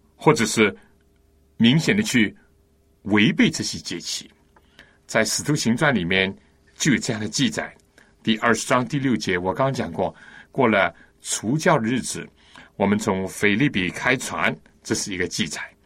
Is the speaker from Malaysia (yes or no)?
no; China; 我们中国人